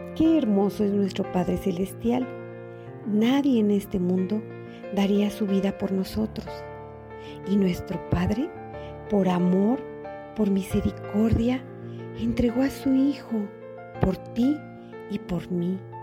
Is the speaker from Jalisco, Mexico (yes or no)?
no; State of Mexico, Mexico; Soy del Estado de México